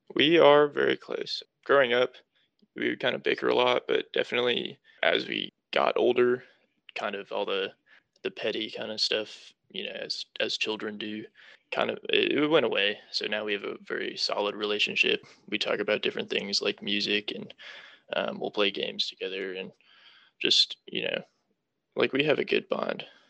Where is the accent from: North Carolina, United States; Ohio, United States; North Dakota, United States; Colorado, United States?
North Carolina, United States; Charlotte; also born or lived in New Hampshire; So, I was born in New Hampshire but I moved down to North Carolina and have been living in the Charlotte area ever since I was four.